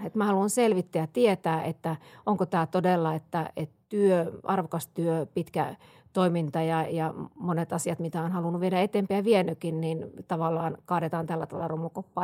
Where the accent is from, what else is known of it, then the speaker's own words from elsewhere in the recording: Siilinjärvi, North Savo, Finland; moved away; minä olen Savosta kotosi kanssa Joo. Siilijärveltä